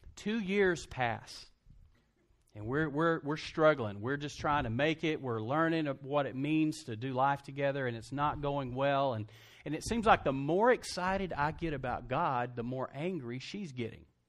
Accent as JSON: {"language": "English", "town": "Lubbock", "region": "Texas", "country": "United States", "tie": "born or raised there", "also_born_or_lived": "Brownwood, Texas", "said": "I started at Texas Tech, did a year at Tech, 'cause that's my hometown"}